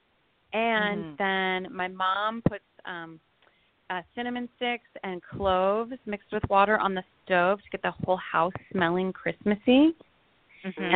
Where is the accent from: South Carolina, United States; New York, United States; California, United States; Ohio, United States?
California, United States; Los Angeles; I grew up in Los Angeles